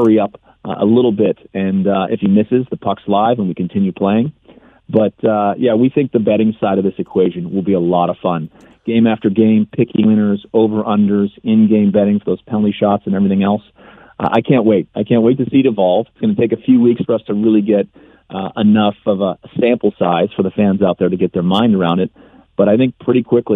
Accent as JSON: {"language": "English", "town": "Pittsburgh", "region": "Pennsylvania", "country": "United States", "tie": "born or raised there", "said": "Pittsburgh, Pennsylvania for my hometown"}